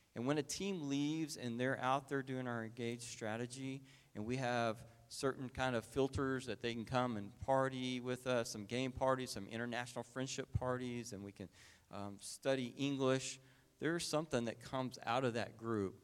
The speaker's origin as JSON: {"language": "English", "region": "Oklahoma", "country": "United States", "moved": "yes", "said": "I'm from Oklahoma"}